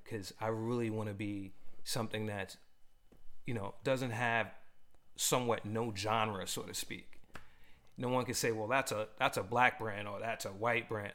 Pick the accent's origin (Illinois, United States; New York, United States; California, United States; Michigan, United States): New York, United States; also born or lived in Los Angeles; now in Boston, United States; I grew up in New York, lived in LA, and when I before I came back to the East Coast, you know, I was living in LA, and you know, here I'm here in Boston